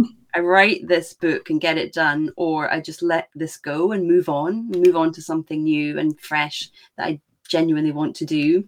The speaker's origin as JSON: {"language": "English", "region": "Scotland", "country": "United Kingdom", "said": "I am Scottish, as you can maybe tell. So I'm on the other side of the pond"}